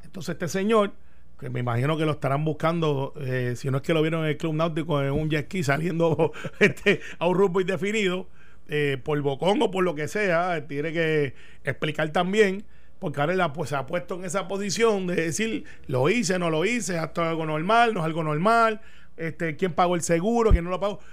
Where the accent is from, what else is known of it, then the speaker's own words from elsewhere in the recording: Puerto Rico; also born or lived in Daytona, Florida; yo siendo el único puertorriqueño allí, mm, también me discriminaban porque tenía acento